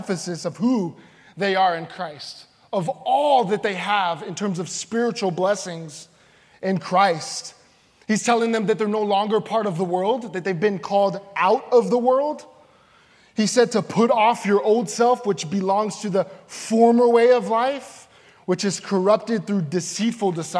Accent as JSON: {"language": "English", "town": "San Antonio", "region": "Texas", "country": "United States", "said": "I'm from the Alamo City, San Antonio, Texas"}